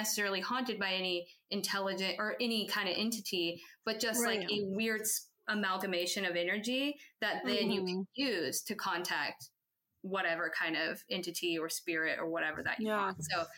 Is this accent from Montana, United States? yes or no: yes; Montana, United States; I'm from Montana originally.